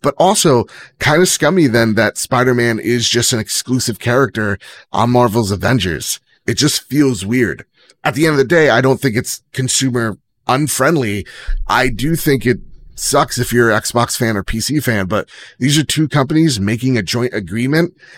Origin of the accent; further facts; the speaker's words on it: New Jersey, United States; I'm from Jersey.